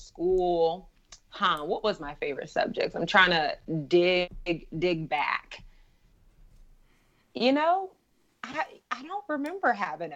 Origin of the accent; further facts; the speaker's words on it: Portland, Oregon, United States; I grew up in Portland, Oregon.